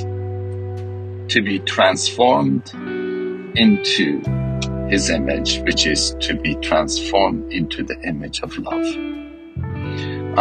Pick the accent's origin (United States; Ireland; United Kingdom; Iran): Iran; I'm from Iran, Iranian, Western culture, Eastern culture.